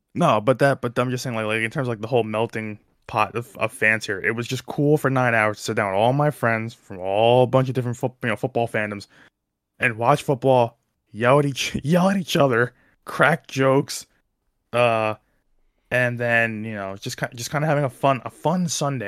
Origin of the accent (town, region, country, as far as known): New Jersey, United States